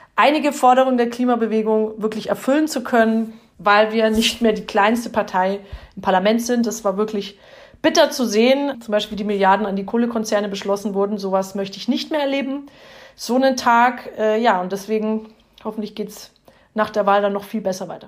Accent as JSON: {"language": "German", "area": "Upper Franconia", "region": "Bavaria", "country": "Germany", "said": "bei uns in Oberfranken"}